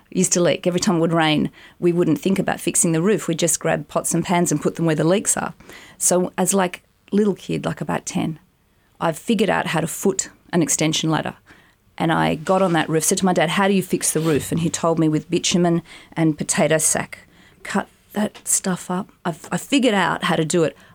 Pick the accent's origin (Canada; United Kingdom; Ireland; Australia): Australia; Haberfield, New South Wales; In Haberfield. Um, we lived in, well, basically, I was um, in my parents' room till I was like five because in a cot.